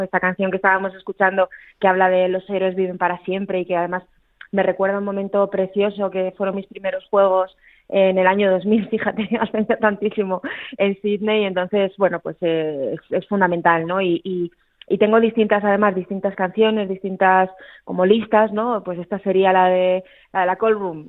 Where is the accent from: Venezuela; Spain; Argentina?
Spain; Aragon; una palabra que en mi tierra usamos mucho, los aragoneses, que es la rasmia